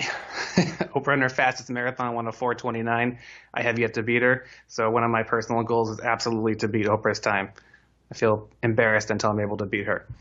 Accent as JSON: {"language": "English", "area": "Silicon Valley", "region": "California", "country": "United States", "tie": "born or raised there", "said": "I grew up here in Silicon Valley"}